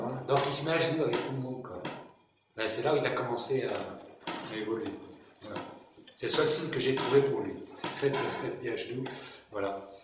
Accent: Brittany, France; je suis breton.

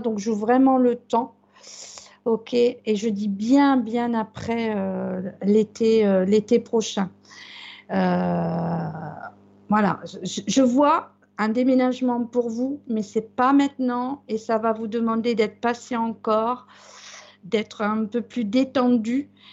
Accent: Brittany, France; chez nous en Bretagne

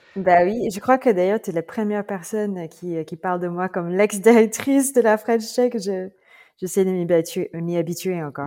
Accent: Philippines; French is a second language; moved away as an adult; also born or lived in Bordeaux, France; now in France; Je, je suis, euh, philippine

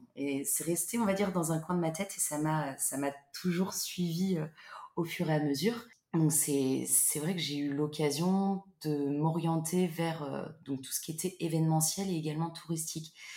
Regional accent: Loir-et-Cher, Centre region, Centre-Val de Loire, France; moved away as an adult; also born or lived in Paris / Basque Country; now in Bordeaux, France; je suis originaire de région centre du Loir-et-Cher où j'ai vécu pendant 18 ans

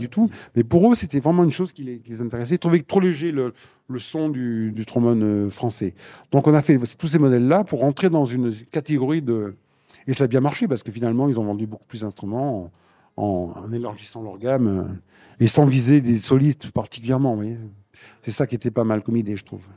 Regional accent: Limoges, Nouvelle-Aquitaine, France; quand j'étais gamin aussi à Limoges, au conservatoire

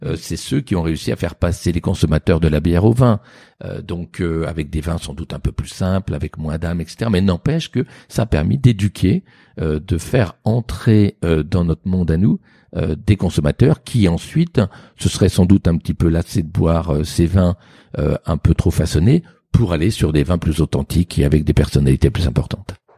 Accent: Sancerre, Centre-Val de Loire, France; j'ai fini par être baptisé … Sancerre

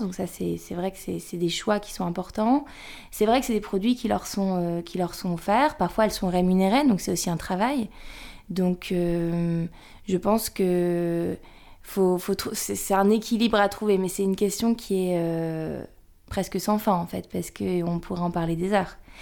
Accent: the North, Hauts-de-France, France; on vient du Nord

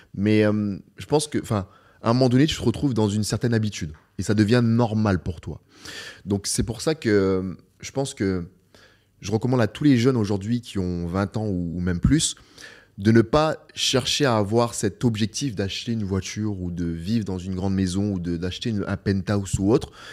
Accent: Beauvais, Hauts-de-France, France; moved away as an adult; now in Dubai, United Arab Emirates; ma ville natale, à Beauvais

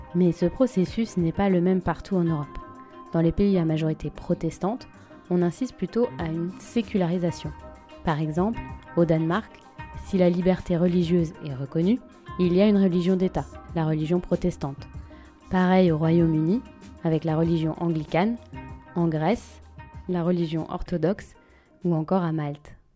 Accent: France; je suis française, européenne et laïque

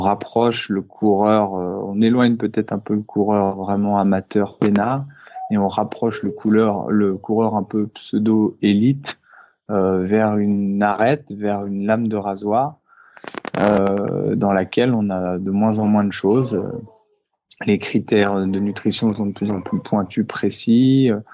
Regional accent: Annecy, Auvergne-Rhône-Alpes, France; moved away as an adult; also born or lived in Paris; Le fait de revenir aussi sur les de lac d'Annecy, ça m'a permis de, me reconnecter à, la nature qui m'a eu grandir

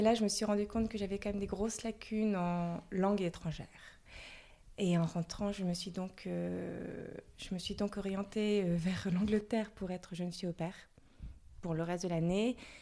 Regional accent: the Nord, Hauts-de-France, France; je suis originaire du Nord. J'ai fait mes études dans le Nord.

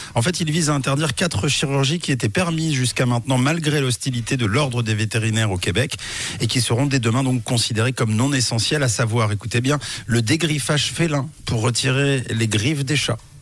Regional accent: Switzerland; chez nous en Suisse

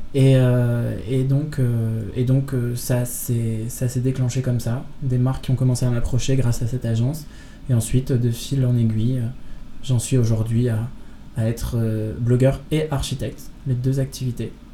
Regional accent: Lille, Hauts-de-France, France; moved away; also born or lived in Belgium; je viens de Lille à la base

